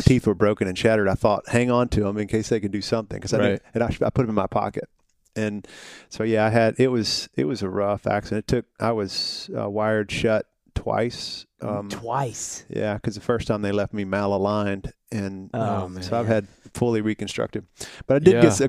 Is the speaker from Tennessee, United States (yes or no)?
yes; Hohenwald, Tennessee, United States; So I'm a Tennessee guy. I grew up in a little small town about an hour and a half south of here. It borders Columbia.